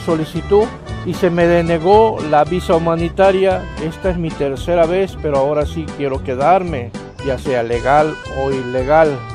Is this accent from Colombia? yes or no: no; Nicaragua; now in Mexico; soy originario de Nicaragua, Centroamérica